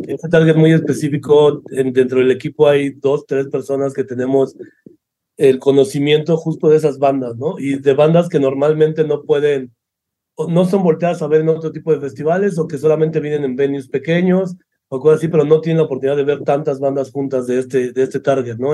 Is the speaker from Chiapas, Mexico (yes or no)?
no; Mexico City, Mexico; Yo soy de Ciudad de México y la mayoría de equipo del festival es de Ciudad de México